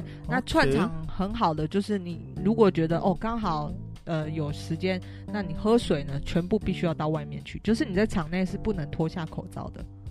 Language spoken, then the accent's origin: Chinese; Taiwan; 就是身为台湾人，我觉得以我们拥有